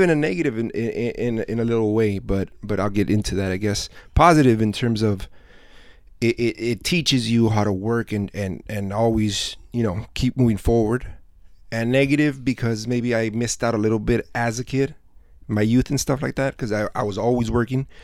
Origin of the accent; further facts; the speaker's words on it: South Gate, California, United States; I grew up I grew up here in Southgate, so I was mm-hmm. born and raised here.